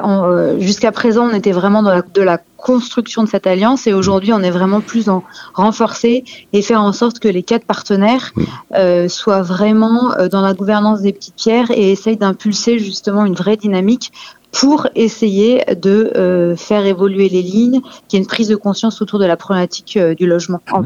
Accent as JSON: {"language": "French", "country": "France", "said": "en tant que française"}